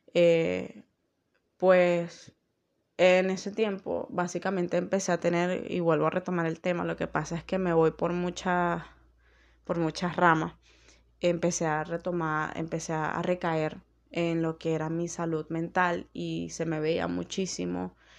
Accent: Venezuela; en mi país

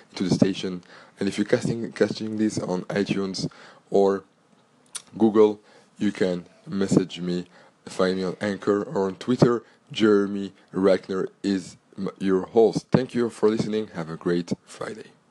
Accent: Antwerp, Flanders, Belgium; first language French; English is a second language; I was born in Belgium, born and grew up in Antwerp, Belgium

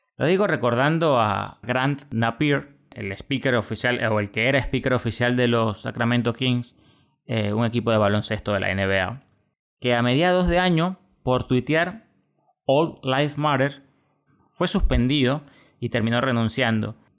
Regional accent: Venezuela; eso lo entiende uno como venezolano

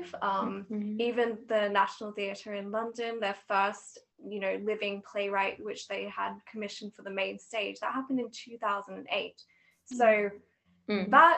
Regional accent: Australia; moved away as an adult; now in Edinburgh, United Kingdom; I'm originally from Australia, but I'm also living in Edinburgh at the minute

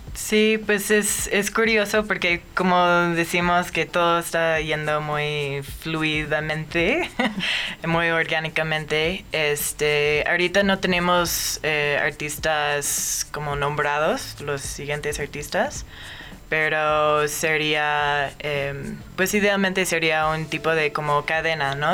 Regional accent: Omaha, Nebraska, United States; moved away as an adult; now in Mexico City, Mexico; yo nací en Omaha, Nebraska y últimamente Vivía allá

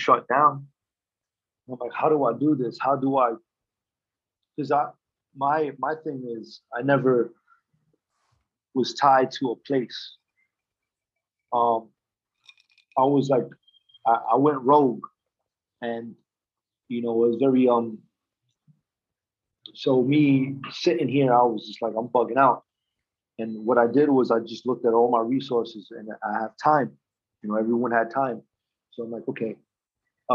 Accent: New York City, New York, United States; I'm from the Lower East Side

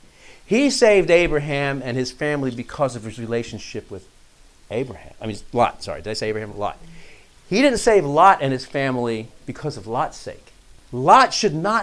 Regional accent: New York, United States; moved away; I grew up in New York

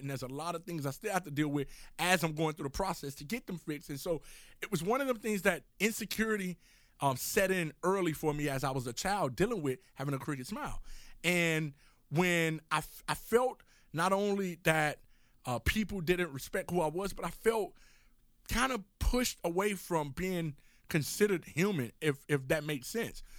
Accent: Miami, Florida, United States; moved away as an adult; also born or lived in Oklahoma City; growing up in Miami, Florida, I'm going off to college, living in Oklahoma City

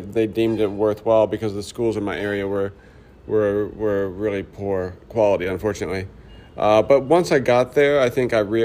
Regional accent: Pine Bluff, Arkansas, United States; I grew up in the South in Arkansas

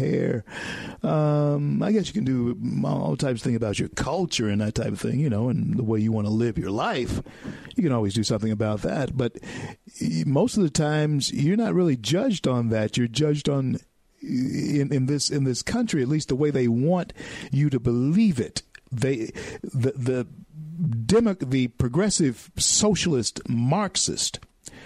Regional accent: Louisiana, United States; growing up in Louisiana

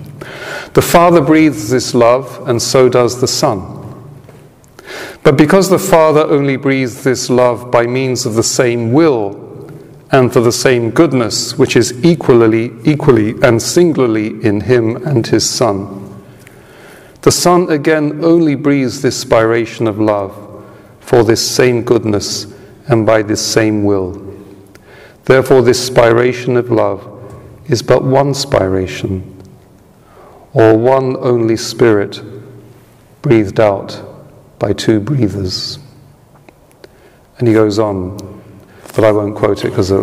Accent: United Kingdom; I'm a Brit

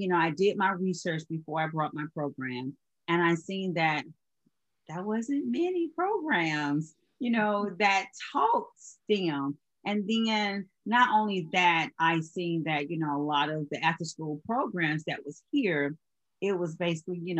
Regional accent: Georgia, United States; now in Charleston, United States; I'm originally from Georgia

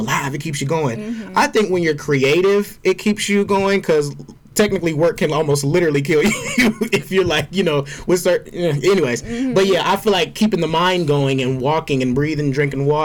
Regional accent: Georgia, United States; as a Black gay man growing up in the South, in Georgia

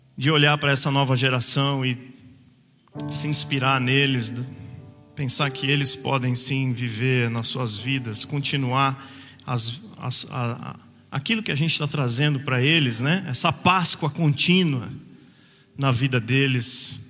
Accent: Jacareí, São Paulo, Brazil; Quando a mulher perguntou onde você nasceu, eu falei em Jacareí

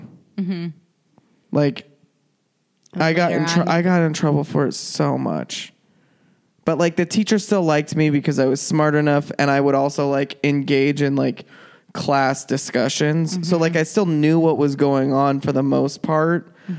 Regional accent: Shawnee, Kansas, United States; Kansas, Shawnee, Kansas specifically. Which is Kansas City, Kansas.

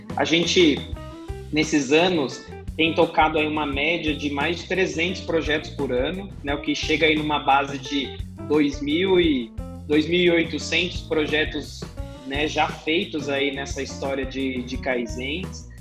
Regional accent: São Paulo, Brazil; Sou natural aqui de, de São Paulo mesmo.

